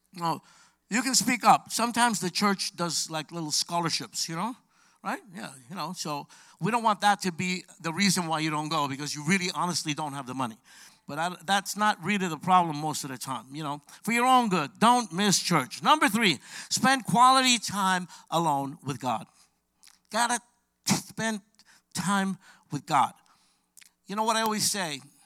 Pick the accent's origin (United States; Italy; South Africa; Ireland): United States; New York City, New York; I'm from Brooklyn, New York.